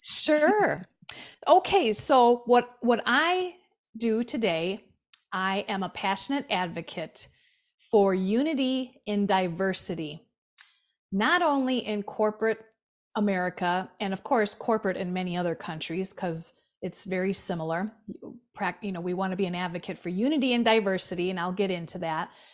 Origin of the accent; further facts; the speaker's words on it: Milwaukee, Wisconsin, United States; I was born in Milwaukee, Wisconsin, on the South Side